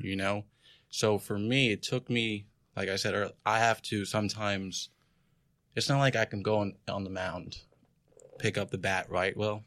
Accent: New York, United States; I'm from New York

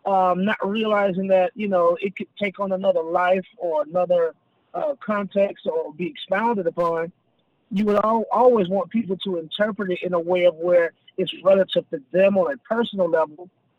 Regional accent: the South, United States; just not too far up the road in Atlanta, Georgia. So, I'm most certainly a country boy at heart, and I'm definitely a Southerner overall and in general.

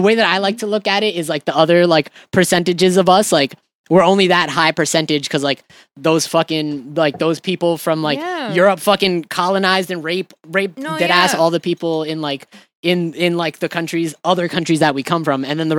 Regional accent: Atlanta, Georgia, United States; I'm from Atlanta.

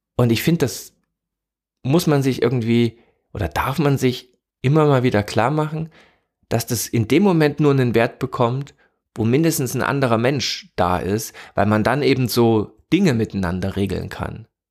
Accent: East Germany, Germany; Ich komme also komme aus der DDR, ne, bin da aufgewachsen

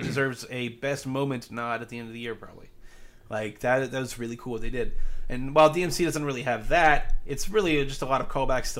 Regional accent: Ohio, United States; I mean, technically, I'm from the South. I mean, I was. Now I'm a Yankee. Everybody knows Southern Ohio is the bastion of Northern ideals.

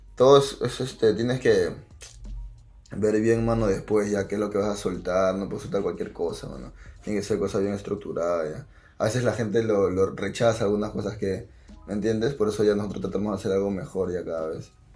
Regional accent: Lima, Peru; mi casa es de las flores, mano. Yo soy de Canto Rey.

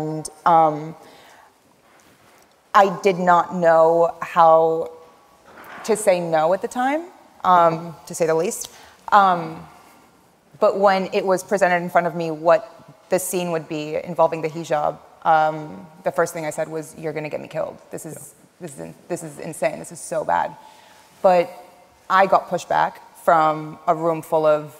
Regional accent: Washington, District of Columbia, United States; English is a second language; I grew up in Washington, D.C., and it was really close to the Pentagon

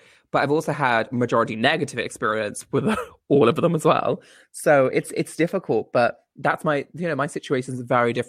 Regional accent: Coventry, West Midlands, United Kingdom; I'm from Coventry.

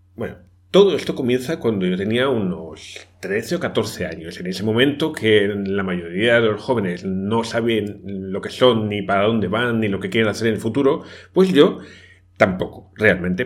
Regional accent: Spain; moved away as an adult; also born or lived in Brazil; yo soy español

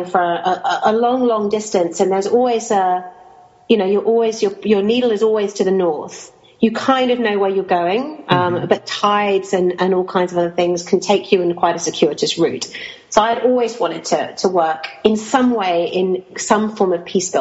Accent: Kuwait; I grew up in Kuwait during the time of the Iran-Iraq war

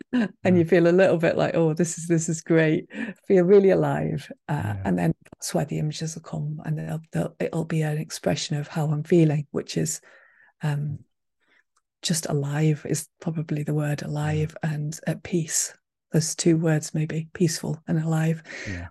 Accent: Manchester, North West England, United Kingdom; moved away as an adult; now in Highlands, Scotland; I was brought up in Manchester

